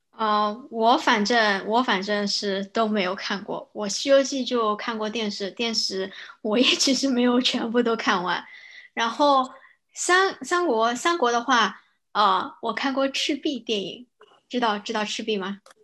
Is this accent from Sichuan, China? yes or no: no; Shanghai, China; accent: Shanghainese; 我怕我将来老年痴呆之后，我只会讲上海话